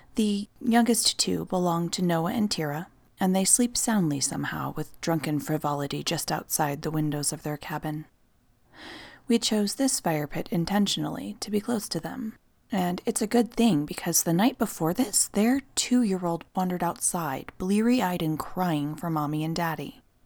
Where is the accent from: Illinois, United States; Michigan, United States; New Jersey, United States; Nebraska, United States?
Nebraska, United States; moved away; my home state of Nebraska